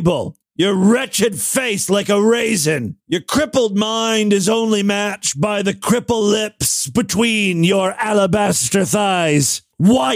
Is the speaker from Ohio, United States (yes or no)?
yes; Ashtabula, Ohio, United States; my hometown of Ashtabula, Ohio